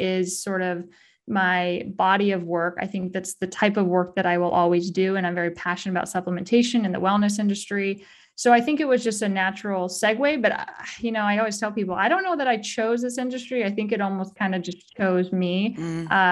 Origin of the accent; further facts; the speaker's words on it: rural California, United States; where I grew up in rural California.